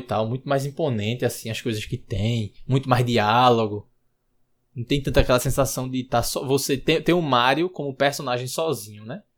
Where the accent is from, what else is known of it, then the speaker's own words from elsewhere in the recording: Recife, Pernambuco, Brazil; eu sou de Recife